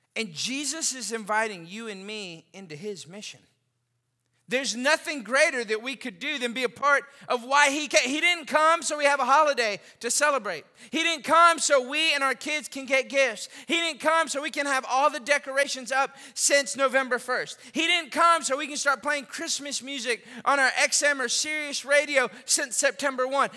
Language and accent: English; Austin, Texas, United States; moved away; also born or lived in Lafayette, Louisiana; I grew up in Austin, Texas